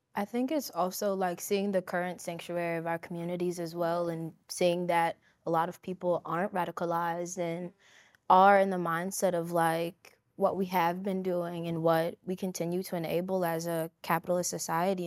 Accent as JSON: {"language": "English", "town": "Chicago", "region": "Illinois", "country": "United States", "tie": "born or raised there", "said": "growing up in Chicago"}